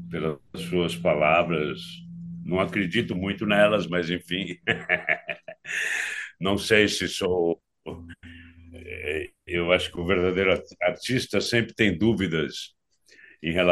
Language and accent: Portuguese; Santa Rita do Passa Quatro, São Paulo, Brazil; born there; eu nasci em Santa Rita do Passa Quatro, uma cidadezinha muito pequena, é, quando eu nasci, tinha 13 mil habitantes, hoje tem uns 30.